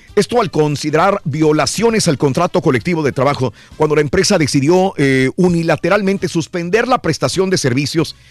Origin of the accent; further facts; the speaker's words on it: Mexico; moved away; México no era así cuando yo salí de México.